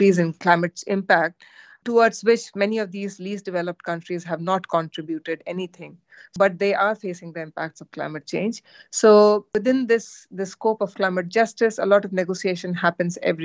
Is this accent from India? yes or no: yes; India; now in United Kingdom; I come from India